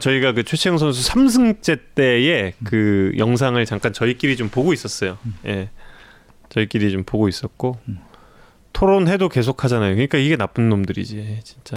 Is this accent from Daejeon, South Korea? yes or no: no; Seoul, South Korea; 제가 한양대학교 부속병원에서 태어났습니다